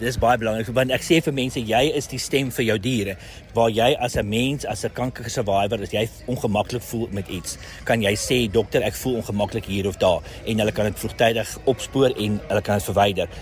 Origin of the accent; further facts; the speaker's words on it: Pretoria, Gauteng, South Africa; ek's van Pretoria